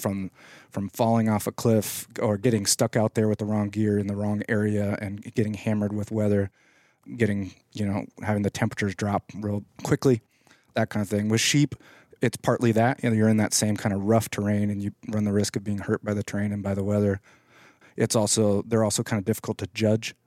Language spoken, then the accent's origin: English; Alaska, United States; I grew up in Alaska and I've kinda hunted there all my life